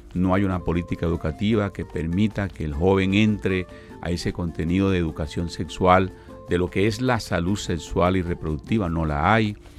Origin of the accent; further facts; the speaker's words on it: Colombia; parte de nuestra educación eh, eh, holística como, colombianos y como personas